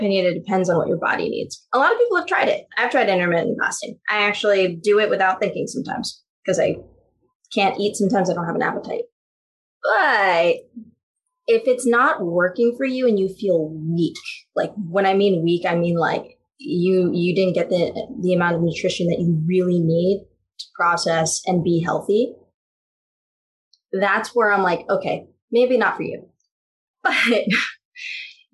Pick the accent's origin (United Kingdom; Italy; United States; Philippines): Philippines; as a Filipino